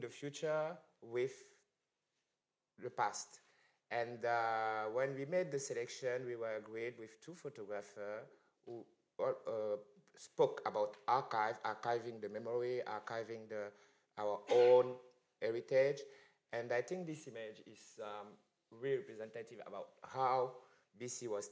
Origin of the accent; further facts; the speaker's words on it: Cameroon; I came from Cameroon